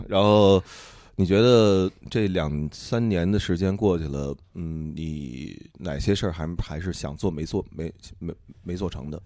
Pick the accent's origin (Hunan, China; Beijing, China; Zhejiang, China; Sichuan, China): Beijing, China; 我是北京的